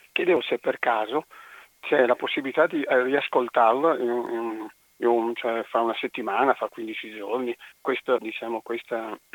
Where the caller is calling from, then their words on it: Marcon, Veneto, Italy; Siamo da Marcon.